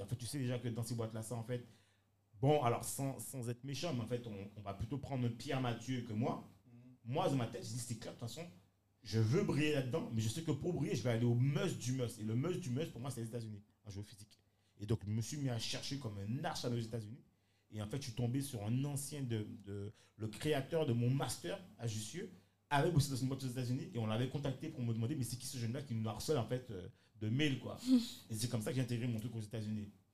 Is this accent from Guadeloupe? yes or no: yes; Guadeloupe; moved away; also born or lived in France / England; j'étais Guadeloupéen ou même Antillais